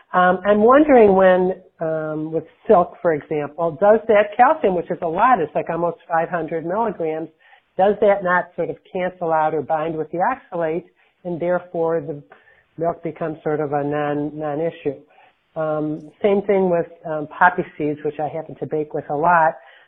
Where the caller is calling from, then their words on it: Detroit, Michigan, United States; I'm calling from the Detroit area in Michigan